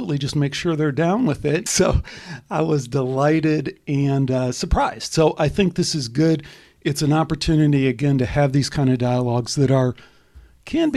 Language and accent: English; Chicago, Illinois, United States; moved away; also born or lived in Arizona; I grew up in Chicago